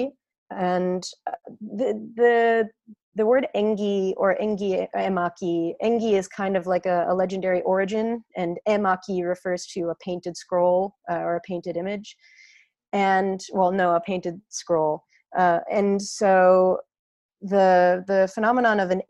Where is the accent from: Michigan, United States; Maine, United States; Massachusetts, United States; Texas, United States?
Massachusetts, United States; Boston; growing up in the Boston area